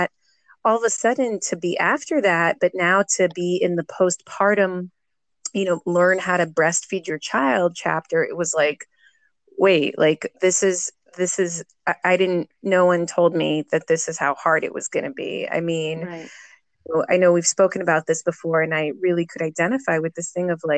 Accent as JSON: {"language": "English", "town": "Jerusalem", "region": "Jerusalem District", "country": "Israel", "said": "I'm from Jerusalem. I'm 40 years old and I've been a mom for 10 years."}